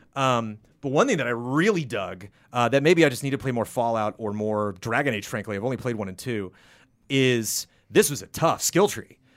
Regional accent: United States; being an American

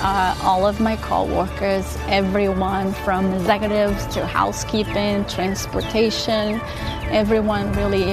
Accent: Brazil; also born or lived in Lebanon, New Hampshire; now in New Hampshire, United States; I was born in Brazil.

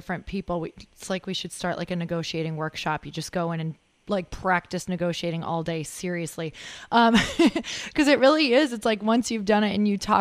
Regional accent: Midwest, United States; I'm from the Midwest

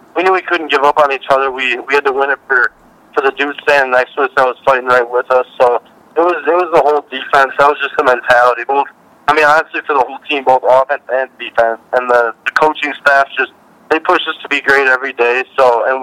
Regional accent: Wisconsin, United States; growing up in Wisconsin

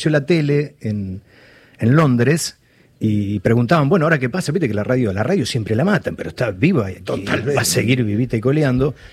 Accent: Valcarce, Argentina; yo soy de Valcarce, estudié periodismo en Mar del Plata

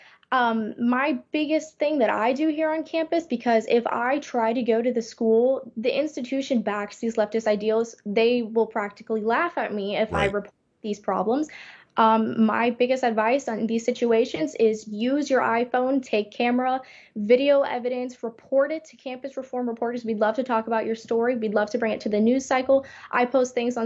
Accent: Miami, Florida, United States; now in Gainesville, United States; I am from Miami. I grew up very close to the campus.

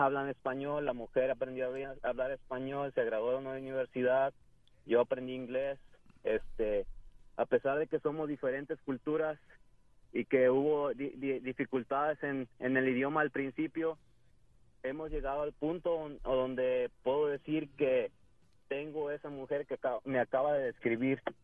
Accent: Acapulco, Guerrero, Mexico; moved away as an adult; now in United States; soy hispano, soy mexicano, Acapulco Guerrero

